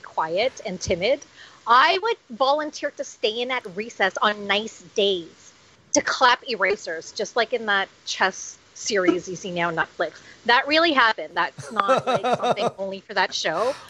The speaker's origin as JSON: {"language": "English", "town": "Toronto", "region": "Ontario", "country": "Canada", "tie": "born or raised there", "said": "I was in the Catholic uh, Toronto Catholic School Board system"}